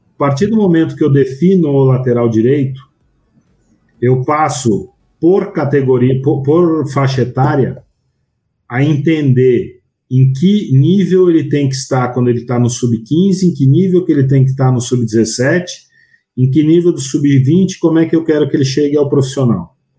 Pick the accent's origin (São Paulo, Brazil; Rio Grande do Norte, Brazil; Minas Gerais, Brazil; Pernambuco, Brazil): São Paulo, Brazil; eu sou de São Paulo